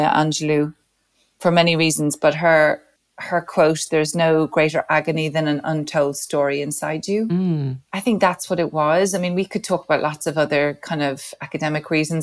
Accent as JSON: {"language": "English", "town": "Dublin", "region": "Leinster", "country": "Ireland", "tie": "born or raised there", "said": "I was born in 1971 in Dublin"}